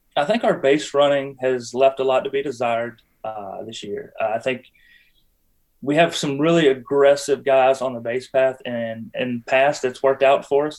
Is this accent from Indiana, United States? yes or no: no; Butner, North Carolina, United States; moved away as an adult; now in Apex, United States; I grew up in Butner. I spent the majority of my life in Butner. Uh, I live in Apex now